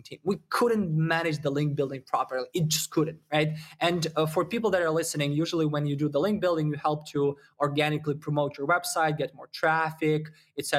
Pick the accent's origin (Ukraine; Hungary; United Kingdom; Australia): Ukraine; I'm originally from Ukraine, so you probably got the accent